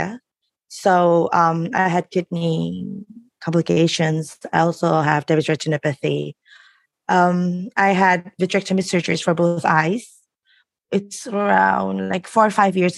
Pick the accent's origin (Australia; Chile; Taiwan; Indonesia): Indonesia; Jakarta; Coming from Indonesia is interesting because since we're coming from a low middle income country